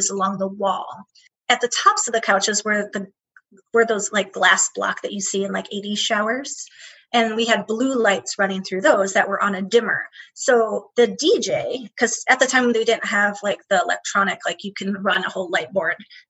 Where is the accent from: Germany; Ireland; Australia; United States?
United States; Midwest; Growing up in the Midwest